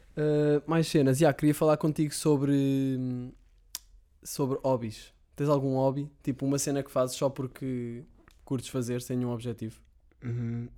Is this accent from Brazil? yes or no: no; Sintra, Lisbon, Portugal; Eu, eu, sou de Sintra, antes vivia em casa dos meus pais em Sintra